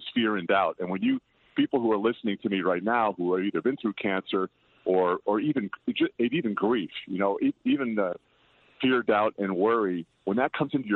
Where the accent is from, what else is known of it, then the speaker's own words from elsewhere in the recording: Patchogue, New York, United States; now in Los Angeles, United States; my hometown of Patchogue